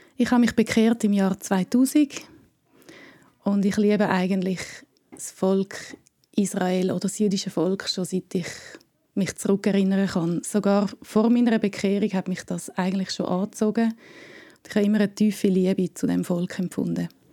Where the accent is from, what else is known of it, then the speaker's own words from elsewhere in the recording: Switzerland; ich bin aus der Schweiz, aber auch halb Deutsche